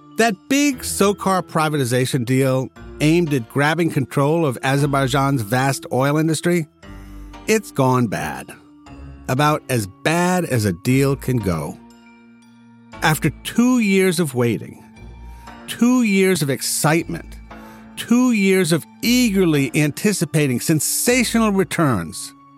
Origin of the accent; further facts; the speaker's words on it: United States; I'm an American